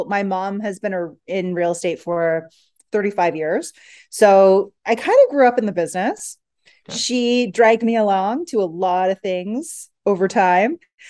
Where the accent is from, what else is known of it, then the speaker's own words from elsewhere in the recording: Canada; So we're originally Canadian. Okay. So, you know, Canadian winters aren't anything to laugh at.